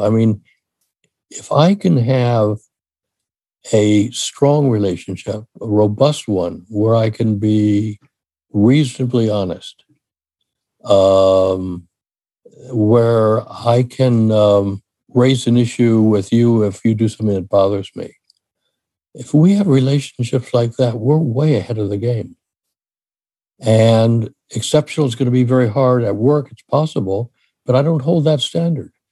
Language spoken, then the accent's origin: English; Washington, District of Columbia, United States; moved away as an adult; also born or lived in Ohio / Michigan; now in California, United States; I grew up in Washington D.C., went to school in Ohio, then in Michigan. I'm now in California